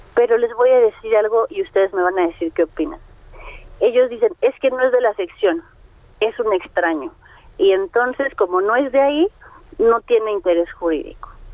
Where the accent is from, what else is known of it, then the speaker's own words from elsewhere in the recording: Mexico City, Mexico; soy de Azcapotzalco